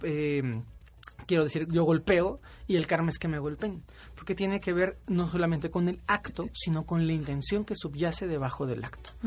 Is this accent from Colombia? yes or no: no; Mexico; por ser mexicanos